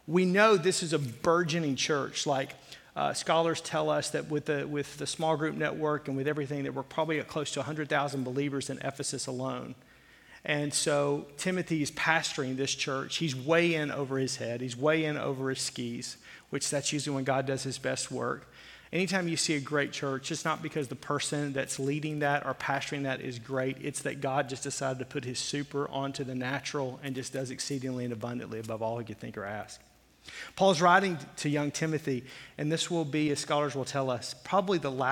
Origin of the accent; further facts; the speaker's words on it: Fort Smith, Arkansas, United States; I grew up in the South. I grew up in Fort Smith, Arkansas.